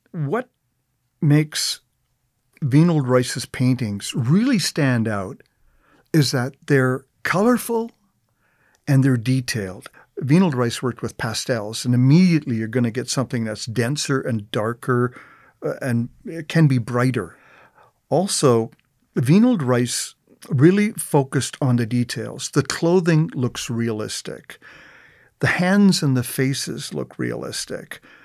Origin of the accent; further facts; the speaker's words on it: Calgary, Alberta, Canada; I'm a writer. My focus is on Waterton and Glacier International Peace Park, and I'm from Calgary